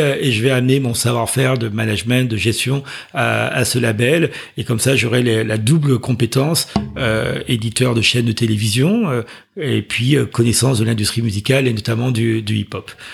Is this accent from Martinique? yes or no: yes; Martinique; moved away as an adult; also born or lived in Chevilly-Larue, Val-de-Marne / Paris; je suis parti très tôt en Martinique. Donc, j'ai grandi en Martinique. J'ai passé mon bac là-bas.